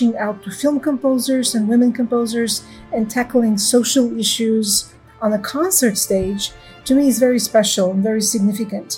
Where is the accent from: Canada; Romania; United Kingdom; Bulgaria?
Bulgaria; Sofia, Sofia City; moved away as an adult; now in Los Angeles, United States; I grew up in Sofia, Bulgaria